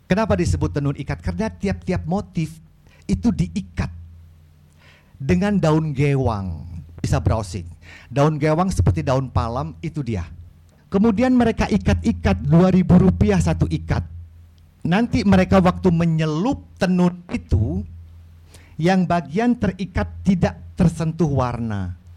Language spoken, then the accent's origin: Indonesian; Tarutung, North Sumatra, Indonesia; Di kampung saya, di Tarutung atau di Samosir, bikin tempat garam itu diukir kalender.